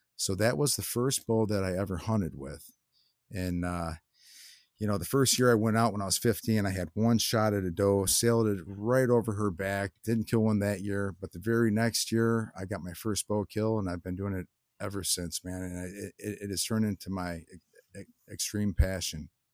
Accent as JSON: {"language": "English", "town": "Lockport", "region": "Illinois", "country": "United States", "tie": "born or raised there", "said": "I grew up in Lockport, Ill, Illinois, which is, um, yeah, it's a southwest suburbs, uh, pretty far from Chicago"}